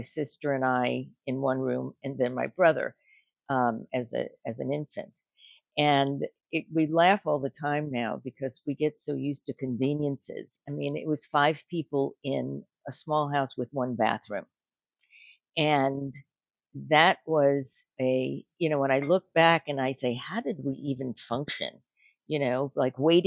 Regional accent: Oceanside, New York, United States; also born or lived in Brooklyn, New York; we moved out to Long Island to a town called Oceanside

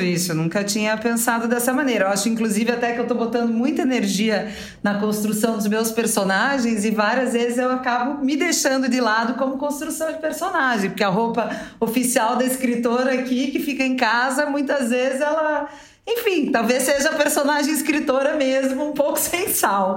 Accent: South Region, Brazil; moved away as an adult; now in São Paulo, Brazil; numa família tradicional, né, da onde eu vim, lá do sul do Brasil

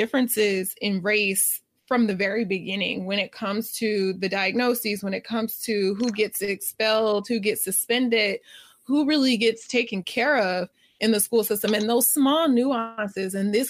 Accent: United States; But from our lens and our vantage point, being American, a lot of times when I speak, I can speak mostly about this

